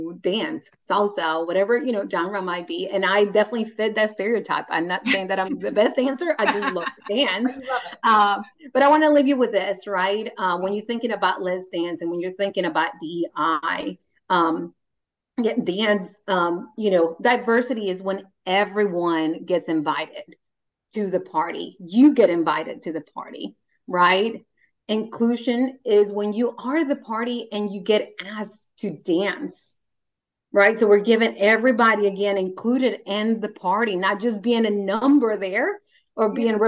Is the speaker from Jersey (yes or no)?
no; Honduras; now in United States; I grew up in Honduras. I didn't have air conditioning growing up